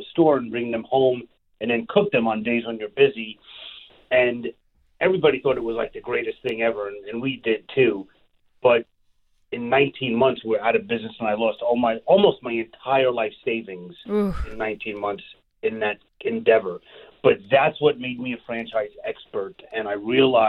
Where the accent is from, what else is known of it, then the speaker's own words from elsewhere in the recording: New York City, New York, United States; also born or lived in Long Island, New York; I am born and raised in Brooklyn, New York. I live on Long Island now, and you can hear that in my voice.